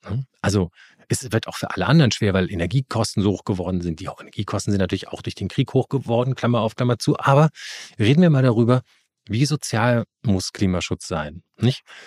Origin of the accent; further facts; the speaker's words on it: Rhineland, Germany; ich komme aus dem Rheinland